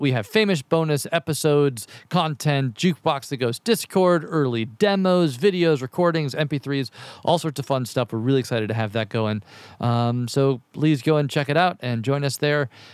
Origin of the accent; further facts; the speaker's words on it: Kentucky, United States; I'm from Kentucky